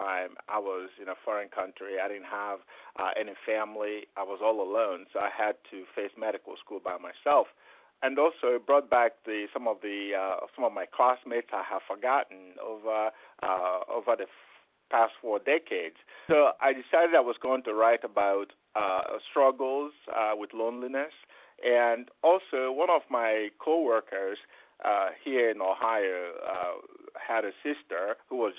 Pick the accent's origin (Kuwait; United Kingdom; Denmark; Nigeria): Nigeria; Onitsha, Anambra; moved away; also born or lived in Memphis, Tennessee; my hometown, Onisha, where you have the River Niger